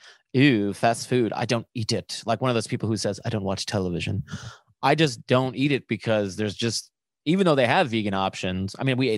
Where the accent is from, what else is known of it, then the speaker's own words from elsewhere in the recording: Buffalo, New York, United States; growing up in Buffalo